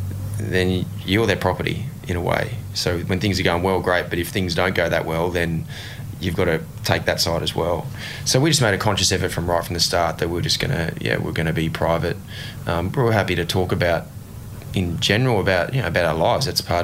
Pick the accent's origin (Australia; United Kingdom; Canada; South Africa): Australia; Ipswich, Queensland; thought would be possible from a young kid growing up in Ipswich.